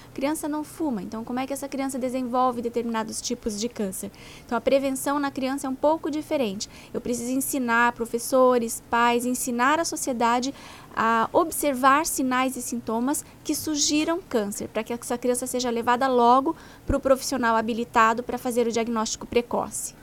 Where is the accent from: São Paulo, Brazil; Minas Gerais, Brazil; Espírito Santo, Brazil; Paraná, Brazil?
Paraná, Brazil; eu sou do Paraná, então por isso eu falo do Paraná